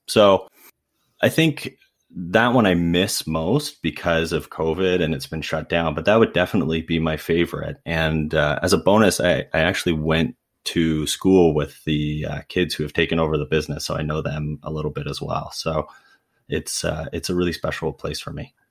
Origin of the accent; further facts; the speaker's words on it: Ancaster, Ontario, Canada; I grew up in Ancaster, Ontario, which is just outside of Hamilton.